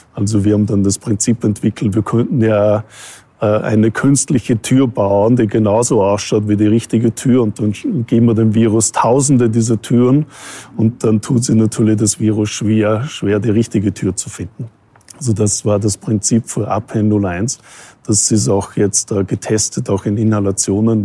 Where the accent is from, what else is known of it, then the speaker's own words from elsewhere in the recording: Austria; moved away as an adult; also born or lived in Vancouver, Canada / North America; now in Vienna, Austria; Österreich ist halt, wo ich herkomme.